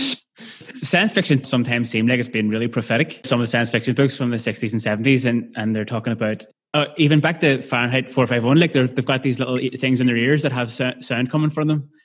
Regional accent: Belfast, Northern Ireland, United Kingdom; growing up in Belfast

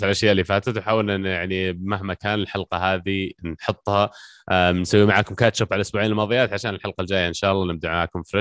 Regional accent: Riyadh, Riyadh Province, Saudi Arabia; مو بحر من عندنا في الرياض

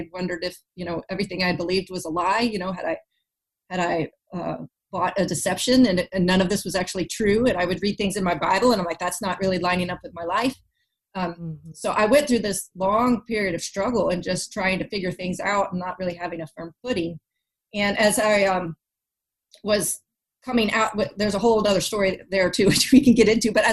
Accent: Texas, United States; moved away as an adult; now in North Carolina, United States; we're moving back to my home state of Texas

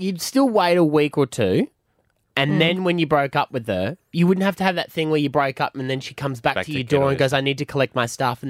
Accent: Gladstone, Queensland, Australia; I'm from G-Town, Gladstone, Central Queensland, where it is lit

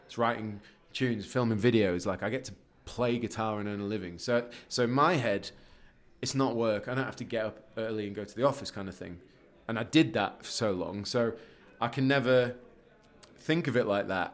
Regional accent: Leeds, Yorkshire and the Humber, United Kingdom; moved away as an adult; also born or lived in Guildford; I'm from Leeds

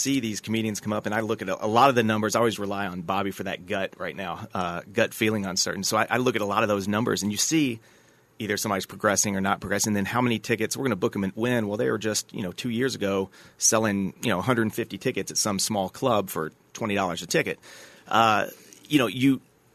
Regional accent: Lexington, Kentucky, United States

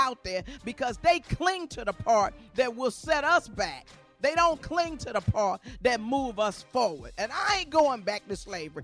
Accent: Arkansas, United States; I'm from Arkansas.

